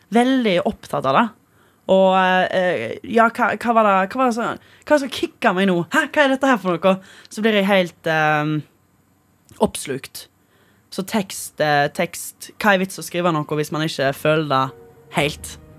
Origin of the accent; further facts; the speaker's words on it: Stord, Vestland, Norway; accent: Stord dialect; som man skal egentlig si på stordialekt